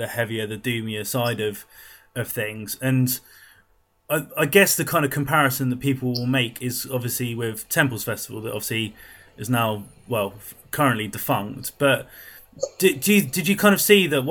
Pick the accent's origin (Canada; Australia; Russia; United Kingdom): United Kingdom; Portsmouth, South East England; I'm from Portsmouth, so I'm down in the south.